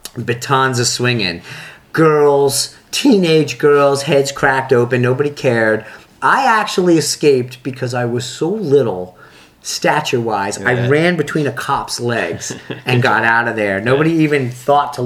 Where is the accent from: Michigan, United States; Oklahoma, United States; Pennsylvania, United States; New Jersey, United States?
Pennsylvania, United States; Philadelphia; accent: Philadelphia; also born or lived in Plymouth Meeting, Pennsylvania; growing up in Philadelphia